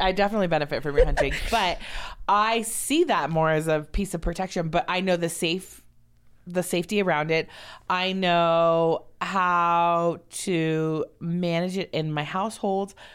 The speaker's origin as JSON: {"language": "English", "town": "Los Angeles", "region": "California", "country": "United States", "tie": "born or raised there", "said": "I grew up in Los Angeles"}